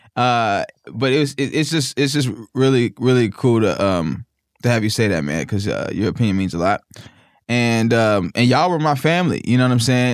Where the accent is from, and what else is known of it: Naperville, Illinois, United States; born or raised there; moved away; also born or lived in Mississippi